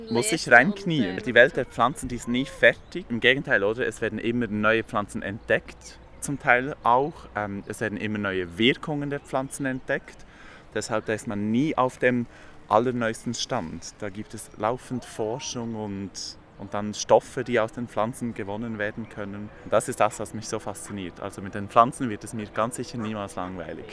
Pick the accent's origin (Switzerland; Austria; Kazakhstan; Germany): Switzerland; Emme valley, below Burgdorf, Bern; Und ich bin auch an der Emme aufgewachsen, etwas weiter unten als Burgdorf